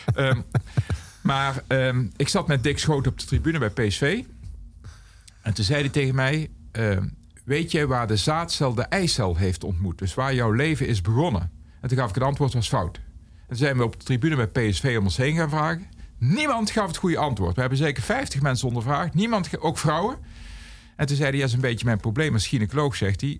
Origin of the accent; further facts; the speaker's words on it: Aarle-Rixtel, North Brabant, Netherlands; now in Eindhoven, Netherlands; in mijn geboortedorp hadden wij twee discotheken. Eén echte discotheek